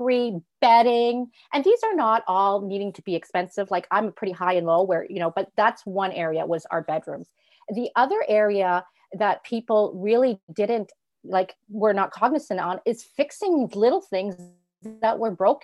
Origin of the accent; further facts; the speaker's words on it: Toronto, Ontario, Canada; also born or lived in Europe; I'm from Toronto, Ontario